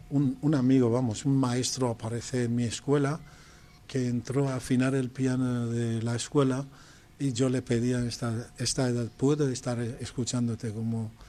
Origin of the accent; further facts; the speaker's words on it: Tehran, Tehran Province, Iran; born or raised there; Spanish is a second language; moved away as an adult; also born or lived in Pakistan